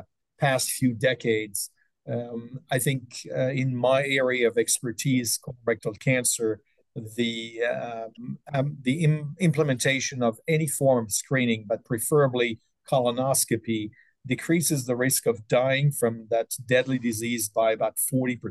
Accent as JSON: {"language": "English", "area": "French-speaking part of Switzerland", "region": "Romandy", "country": "Switzerland", "tie": "born or raised there", "also_born_or_lived": "Stockholm, Sweden / New York, United States", "moved": "as an adult", "lives_now": "Detroit, United States", "said": "I grew up in the French-speaking part of Switzerland and started medical school in Switzerland"}